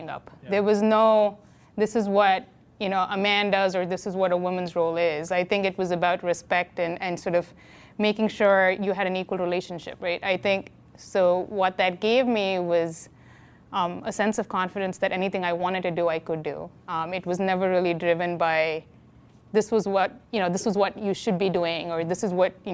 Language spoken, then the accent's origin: English; India; moved away as an adult; also born or lived in Philadelphia, United States; now in Washington DC, United States; I grew up in India.